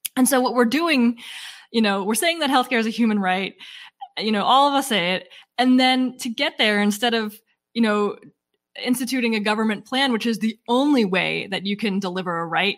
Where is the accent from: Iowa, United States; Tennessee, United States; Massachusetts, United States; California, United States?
Massachusetts, United States; we're from Massachusetts